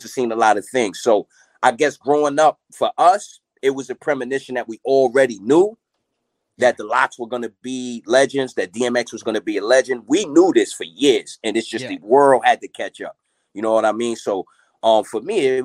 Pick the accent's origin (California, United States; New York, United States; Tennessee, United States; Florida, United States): New York, United States; Mount Vernon; also born or lived in Yonkers; I'm originally from Money Earning Mount Vernon.